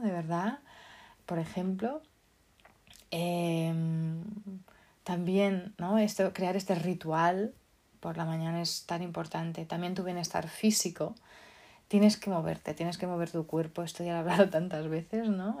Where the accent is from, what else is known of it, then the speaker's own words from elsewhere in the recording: Portugal; now in Spain; Yo como soy portuguesa